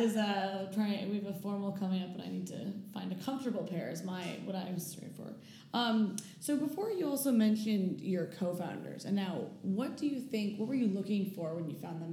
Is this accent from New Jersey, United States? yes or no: no; New York, United States; moved away; also born or lived in Silicon Valley / Chicago; I'm from New York